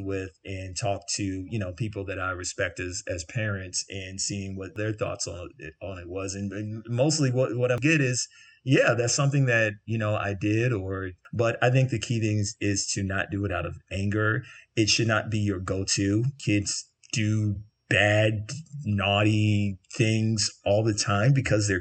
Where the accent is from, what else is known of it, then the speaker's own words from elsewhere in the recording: the South, United States; growing up in the South